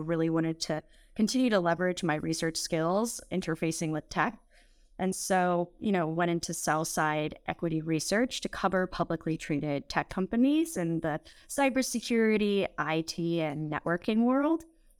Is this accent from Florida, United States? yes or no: no; California, United States; I was born and raised in the Bay Area